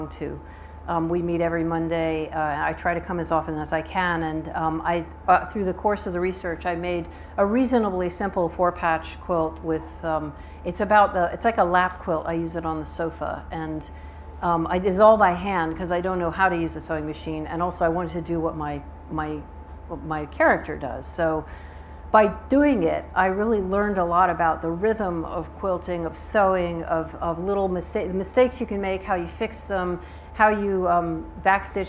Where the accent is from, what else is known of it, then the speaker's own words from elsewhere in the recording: United States; accent: Southern; moved away as an adult; now in United Kingdom; I'm obviously American, you can hear, but I've lived here almost 30 years, and I have an American passport and a UK passport